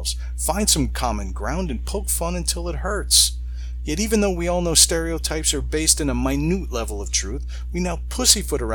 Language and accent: English; Long Island, New York, United States; I'm an Irish-Italian from Long Island